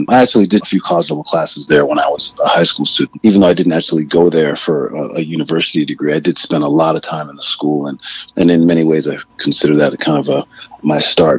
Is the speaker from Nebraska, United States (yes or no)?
no; New Haven, Connecticut, United States; moved away as an adult; also born or lived in London; now in New York, United States; I was born in London and finally settled in New Haven when I was about 10 years old or so. We moved down around a few places before we actually ended up in New Haven.